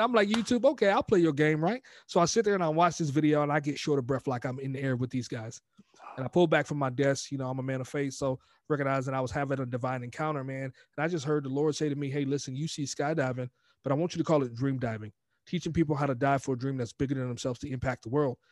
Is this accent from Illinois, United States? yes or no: no; Glen Allen, Virginia, United States; moved away as an adult; also born or lived in New York; now in California, United States; born in New York, raised in, in Glen Allen, Virginia, man, and then joined the Marine Corps at eighteen, and I've been in California ever since.